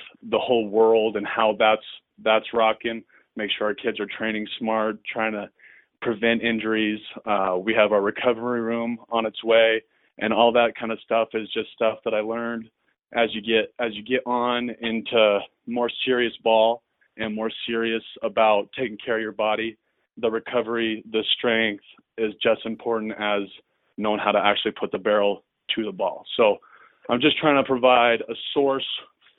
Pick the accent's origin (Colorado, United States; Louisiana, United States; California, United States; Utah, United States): Utah, United States; Orem; I grew up here in Orem, Utah, and went to Orem High, went to UVU